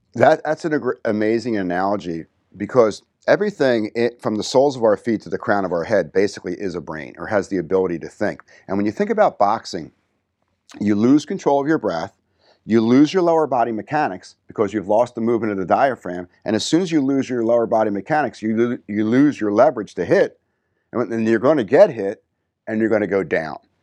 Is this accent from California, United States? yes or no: no; New Jersey, United States; growing up in New Jersey, you get that little edge